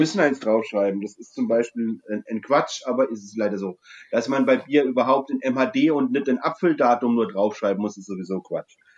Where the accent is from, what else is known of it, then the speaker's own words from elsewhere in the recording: Franconia, Bavaria, Germany; als Franke